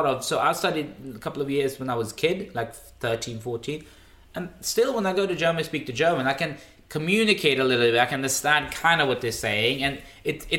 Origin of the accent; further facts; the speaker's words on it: Stockholm, Stockholm County, Sweden; first language Swedish; English is a second language; I used to always say from Stockholm